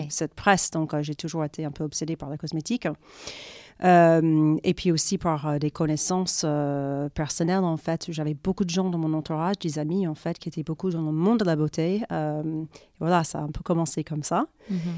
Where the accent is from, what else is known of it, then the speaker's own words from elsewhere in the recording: Florida, United States; accent: American; French is a second language; moved away as an adult; also born or lived in New York, United States; now in France; je suis américaine à la base. Et donc, euh, j'ai vécu, enfin, j'ai grandi en Floride, j'ai fait mes études à New York.